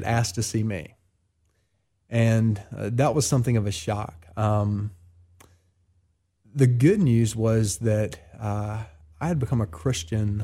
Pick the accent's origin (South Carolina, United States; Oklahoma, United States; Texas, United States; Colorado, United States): South Carolina, United States; Columbia; born or raised there; now in Oxford, United States